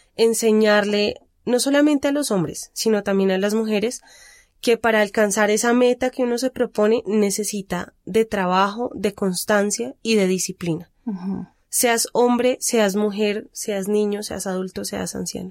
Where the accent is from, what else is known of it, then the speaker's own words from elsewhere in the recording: Bogotá, Colombia; de los barrios periféricos de Bogotá, que es de donde vengo yo